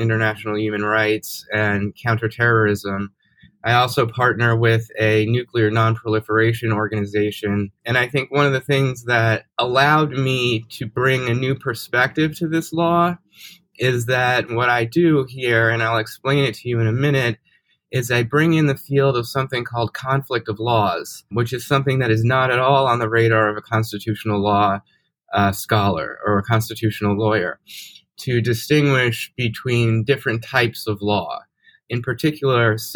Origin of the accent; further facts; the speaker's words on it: New York, United States; moved away as an adult; also born or lived in Evanston, Illinois; now in Dallas, United States; I grew up in New York